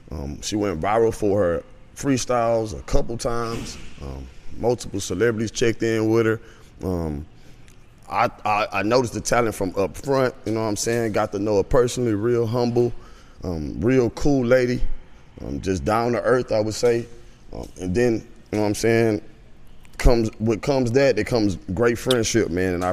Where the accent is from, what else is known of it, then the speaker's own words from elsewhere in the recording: Toledo, Ohio, United States; I'm from Toledo, Ohio